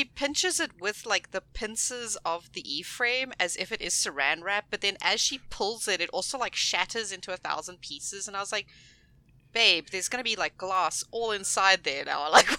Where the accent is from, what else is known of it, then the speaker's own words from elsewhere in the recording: South Africa; as a South African